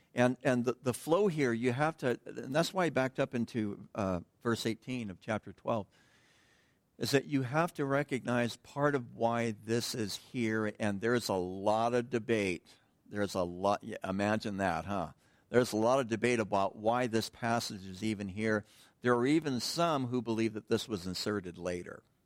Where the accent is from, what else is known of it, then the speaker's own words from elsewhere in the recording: United States; us as American Christians